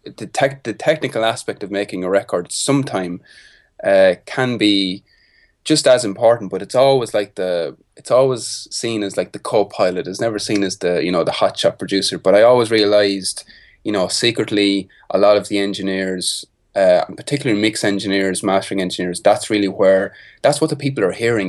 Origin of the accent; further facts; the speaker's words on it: Carlow, Leinster, Ireland; I grew up in a town called Carlow, Carlow Town. It's about, like, one hour from Dublin, the capital city of Ireland